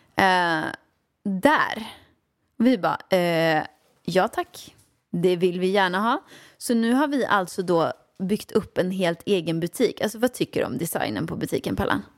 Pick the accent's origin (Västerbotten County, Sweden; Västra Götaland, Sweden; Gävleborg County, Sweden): Västra Götaland, Sweden; Åmål; jag växte upp i Åmål med min mamma och pappa